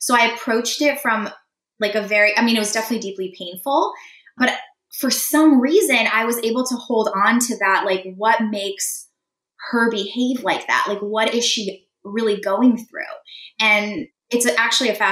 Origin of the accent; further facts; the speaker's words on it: San Diego, California, United States; first language Russian; English is a second language; I was the first person in my immediate family to be born in the States. I was born in San Diego.